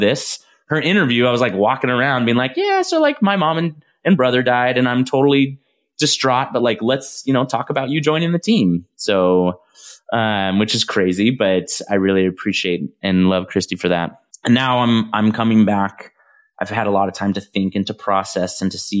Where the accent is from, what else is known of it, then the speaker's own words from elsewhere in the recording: Visalia, California, United States; this is Visalia, California, where I'm from